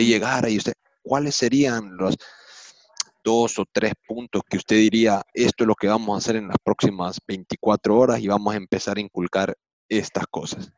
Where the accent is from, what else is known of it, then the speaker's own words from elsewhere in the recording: El Salvador; moved away; also born or lived in United States; Yo como crecí en El Salvador de joven, las primeras memorias son del Salvador